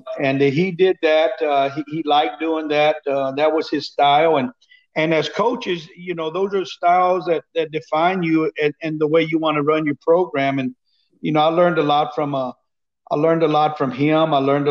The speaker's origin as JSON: {"language": "English", "town": "Lubbock", "region": "Texas", "country": "United States", "tie": "born or raised there", "said": "I'm from Lubbock."}